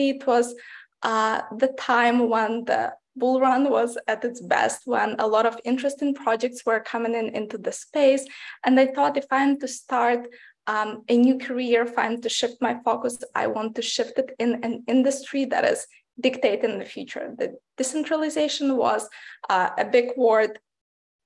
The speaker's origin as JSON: {"language": "English", "country": "Ukraine", "tie": "born or raised there", "moved": "yes", "said": "I grew up in Ukraine, which is part of Eastern Europe."}